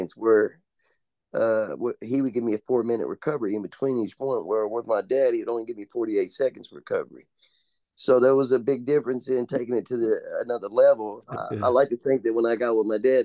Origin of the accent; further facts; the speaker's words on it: Owensboro, Kentucky, United States; also born or lived in Henderson, Kentucky; I moved towns to Owensboro from where I was born in Henderson.